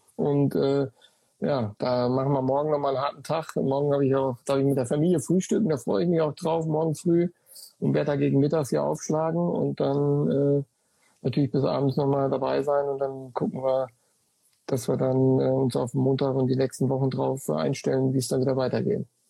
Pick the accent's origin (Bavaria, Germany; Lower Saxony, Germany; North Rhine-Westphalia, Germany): North Rhine-Westphalia, Germany; Sauerland; Ich komme aus dem Ort, gebürtig im Sauerland